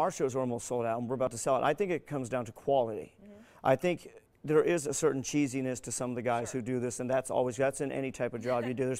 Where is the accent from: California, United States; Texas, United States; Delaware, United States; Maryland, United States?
Texas, United States; also born or lived in Houston, Texas; now in Las Vegas, United States; my home state of Texas